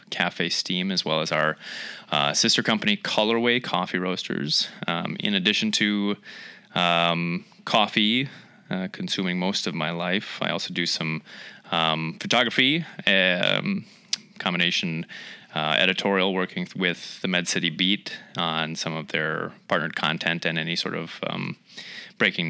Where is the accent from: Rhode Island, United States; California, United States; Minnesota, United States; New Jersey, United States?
Minnesota, United States; Eyota; also born or lived in Fargo, North Dakota; now in Rochester, United States; I'm originally from Eota, Minnesota. So that's only about 12 miles east of here.